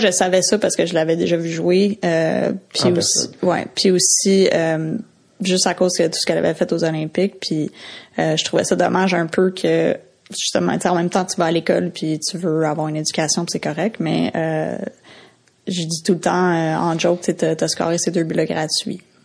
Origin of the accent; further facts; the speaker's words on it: Quebec, Canada; je venais du Québec